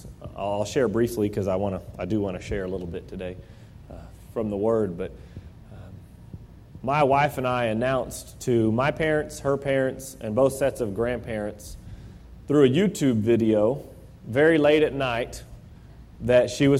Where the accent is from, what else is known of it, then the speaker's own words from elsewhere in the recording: Midwest City, Oklahoma, United States; also born or lived in Edmond, Oklahoma / Owasso, Oklahoma; growing up in Midwest City and living in Edmond only my whole life, knew nothing about the Tulsa area.